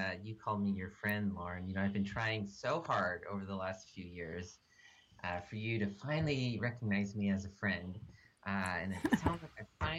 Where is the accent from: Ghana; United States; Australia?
United States; Montgomery County, Maryland; moved away as an adult; now in California, United States; I'm originally from the DC area. I grew up in Montgomery County.